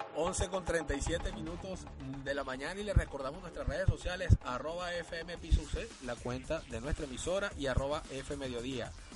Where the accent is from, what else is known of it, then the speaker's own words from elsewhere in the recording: Trujillo, Venezuela; en mi tierra. Yo soy de Trujillo